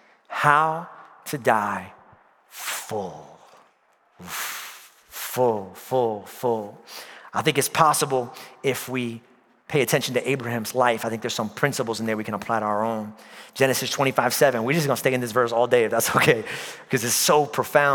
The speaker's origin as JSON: {"language": "English", "region": "New York", "country": "United States", "tie": "born or raised there", "moved": "yes", "said": "Born and raised in New York"}